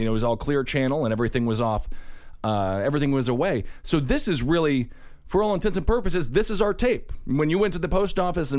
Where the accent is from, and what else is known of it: Wisconsin, United States